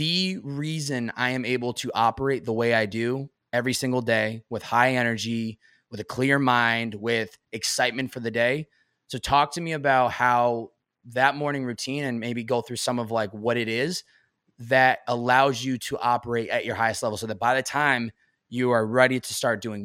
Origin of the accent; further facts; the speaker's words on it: Massachusetts, United States; now in California, United States; growing up in Massachusetts